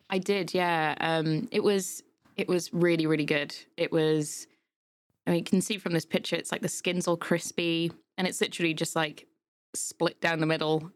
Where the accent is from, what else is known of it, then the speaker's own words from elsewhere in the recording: Yorkshire and the Humber, United Kingdom; now in Milton Keynes, United Kingdom; I'm come from Yorkshire, so hills there are just insane.